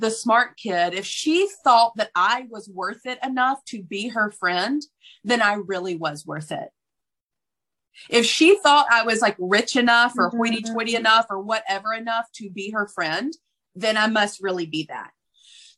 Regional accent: Deep South, United States; I grew up in the Deep South

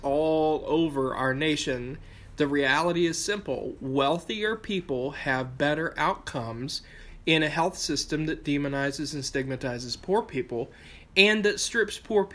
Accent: Appalachia, United States; I'm from Appalachia, right? Like, everything gets here later than everybody else

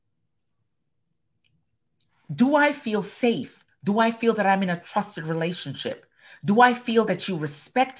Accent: Jamaica; I'm Caribbean, I'm Jamaican

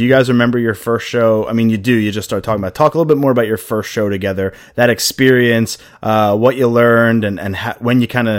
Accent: Philadelphia, Pennsylvania, United States; we're from Philly

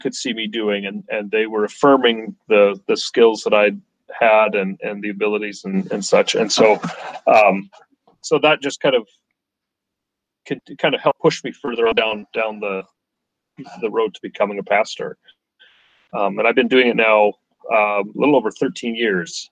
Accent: Canada; I grew up in Canada

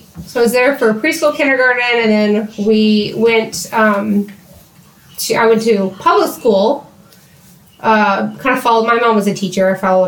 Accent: Oklahoma City, Oklahoma, United States; also born or lived in Colorado; I am from the Oklahoma City area. Kind of bounced while I was from east of Oklahoma City growing up

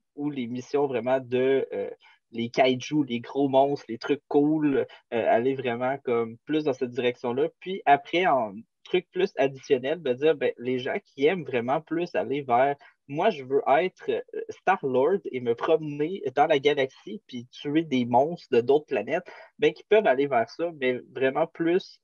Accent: Quebec, Canada; on vient de Québec

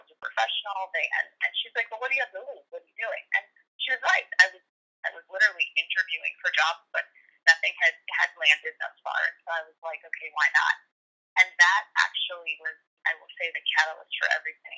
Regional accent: Chicago, Illinois, United States; I grew up in Chicago

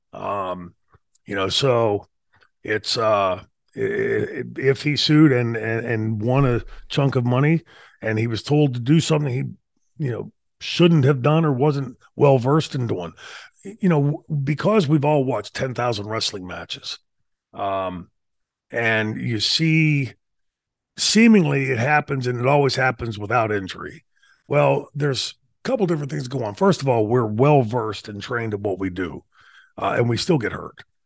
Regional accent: Pittsburgh, Pennsylvania, United States; I grew up in Pittsburgh

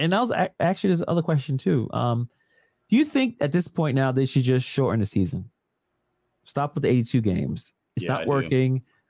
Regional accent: New York City, New York, United States; Yes, born and raised in Brooklyn, right next to BIG.

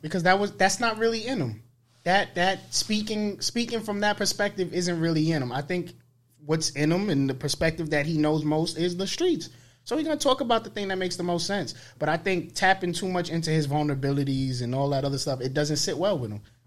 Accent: New York City, New York, United States; being from the Bronx

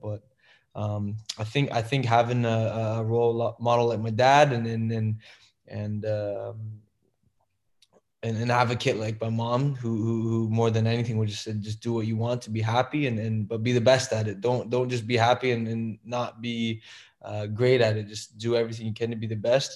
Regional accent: Toronto, Ontario, Canada; moved away; it's still my hometown

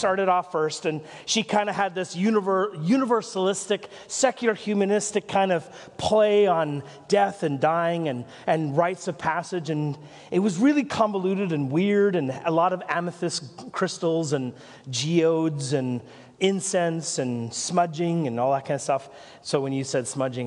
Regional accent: Nelson, British Columbia, Canada; moved away; I'm from Nelson

